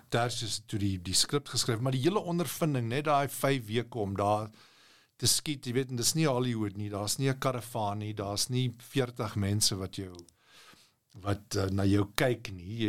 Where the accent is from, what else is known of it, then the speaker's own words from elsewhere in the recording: South Africa; moved away as an adult; now in United States; ek as 'n Afrikaner